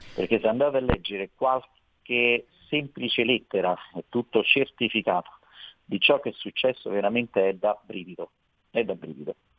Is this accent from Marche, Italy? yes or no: no; Veroli, Lazio, Italy; io sono di Veroli, voglio far notare che Veroli è nella provincia di Frosinone